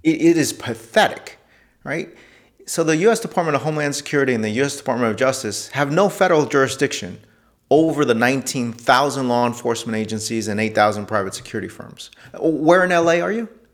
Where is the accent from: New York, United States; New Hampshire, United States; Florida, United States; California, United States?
New York, United States; New York City; also born or lived in Detroit; I was born in New York City